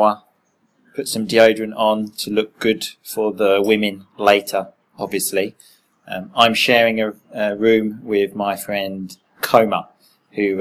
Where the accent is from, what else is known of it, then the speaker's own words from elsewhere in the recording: England, United Kingdom; we are English hooligans